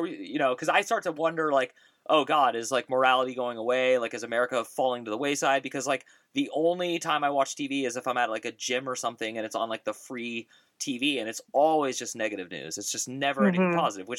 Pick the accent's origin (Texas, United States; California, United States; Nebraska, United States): California, United States; the Bay Area; I grew up in the Bay Area